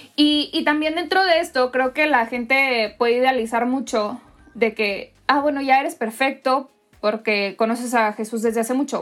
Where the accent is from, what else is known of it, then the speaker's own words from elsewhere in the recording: Monterrey, Nuevo León, Mexico; soy mexicana, soy regiomontana